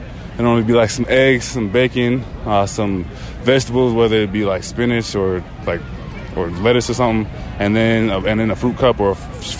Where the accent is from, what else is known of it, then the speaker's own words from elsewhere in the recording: Trinidad & Tobago; moved away; Trinidad, my home country.